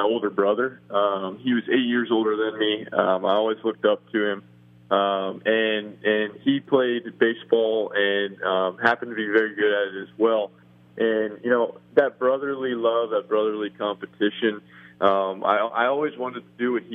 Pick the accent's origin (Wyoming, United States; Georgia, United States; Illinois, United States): Wyoming, United States; Cheyenne; I'm from Cheyenne, Wyoming, obviously.